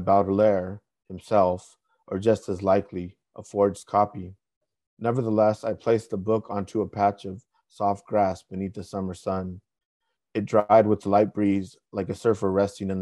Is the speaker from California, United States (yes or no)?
yes; Northern Orange County, California, United States; I grew up originally in Northern Orange County